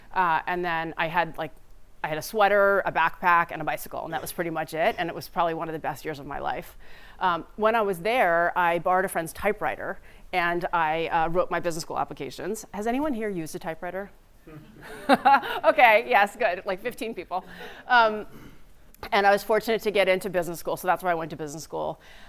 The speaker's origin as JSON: {"language": "English", "region": "New Jersey", "country": "United States", "tie": "born or raised there", "also_born_or_lived": "Staten Island", "said": "I was born in Staten Island, New York. And then I moved to New Jersey"}